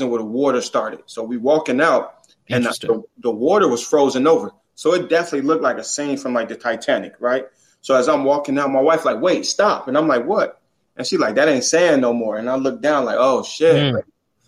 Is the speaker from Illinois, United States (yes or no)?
yes; Chicago, Illinois, United States; growing up in Chicago